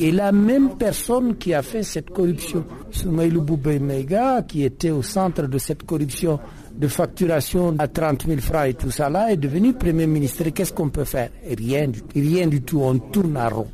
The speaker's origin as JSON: {"language": "French", "area": "the North", "region": "northern Mali", "country": "Mali", "said": "je suis du Nord"}